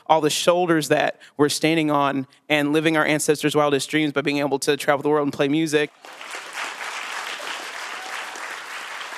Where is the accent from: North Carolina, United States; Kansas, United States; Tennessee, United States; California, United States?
Tennessee, United States; Chattanooga; born or raised there; moved away as an adult